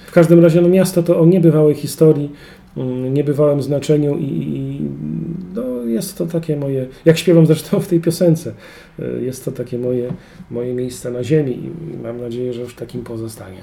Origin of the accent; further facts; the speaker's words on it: Kłodzko Valley, Lower Silesian Voivodeship, Poland; moved away as an adult; now in Wrocław, Poland; urodziłem i wychowałem w Kotlinie Kłodzkiej